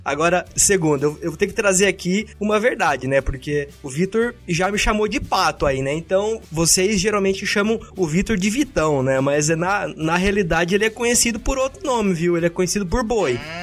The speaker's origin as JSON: {"language": "Portuguese", "town": "Pato Branco", "region": "Paraná", "country": "Brazil", "said": "eu venho de Pato Branco, no sudoeste do Paraná"}